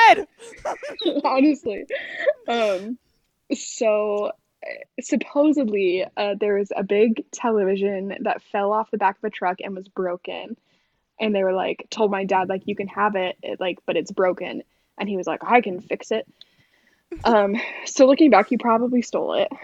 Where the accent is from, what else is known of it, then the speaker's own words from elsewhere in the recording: New York, United States; I'm from New York, um, and in New York, you're pretty much like Catholic or Jewish